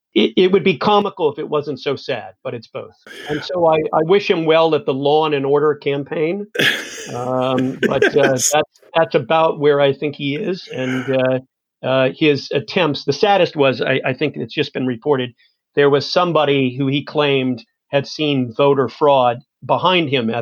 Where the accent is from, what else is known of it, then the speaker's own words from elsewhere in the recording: United States; moved away as an adult; also born or lived in New York; now in London, United Kingdom; as an American who's long lived in London